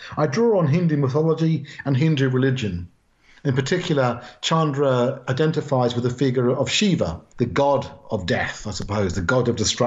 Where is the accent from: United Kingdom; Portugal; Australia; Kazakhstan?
United Kingdom; Wokingham, South East England; moved away as an adult; also born or lived in Southall, London / Manchester; I spent most of my years growing up in the town of Wokingham. We moved out from London. We moved out from Southall in the west of London